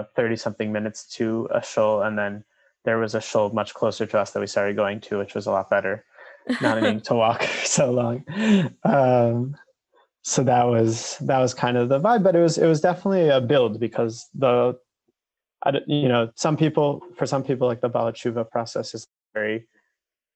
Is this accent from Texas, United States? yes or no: no; Skokie, Illinois, United States; moved away as an adult; now in Israel; I grew up in Skokie, Illinois, which is next to Chicago, until I was 18. And now I live in Israel, where I moved then.